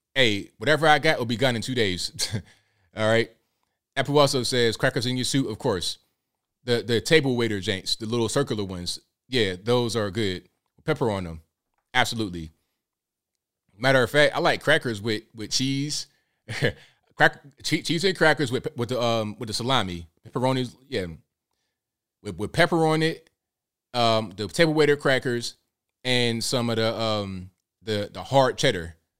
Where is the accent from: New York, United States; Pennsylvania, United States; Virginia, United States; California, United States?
Virginia, United States; moved away; I'm from Virginia originally